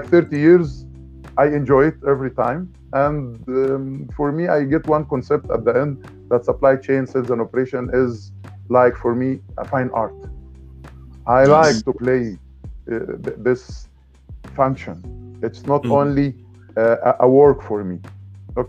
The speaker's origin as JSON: {"language": "English", "country": "Egypt", "also_born_or_lived": "Dubai, United Arab Emirates", "moved": "as an adult", "said": "I came from Egypt."}